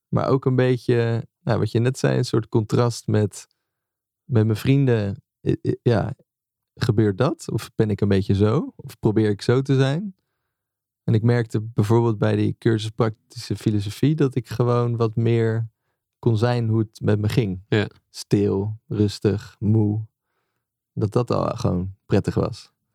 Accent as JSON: {"language": "Dutch", "town": "Amersfoort", "region": "Utrecht", "country": "Netherlands", "tie": "born or raised there", "also_born_or_lived": "Leusden", "said": "Amersfoort, waar ik ben opgegroeid"}